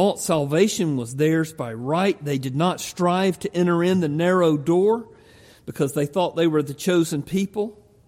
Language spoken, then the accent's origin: English; the South, United States; I grew up in the South. Grew up in a little country church